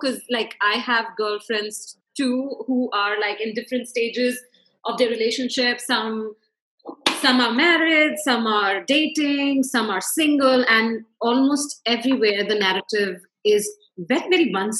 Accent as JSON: {"language": "English", "country": "India", "said": "being Indian"}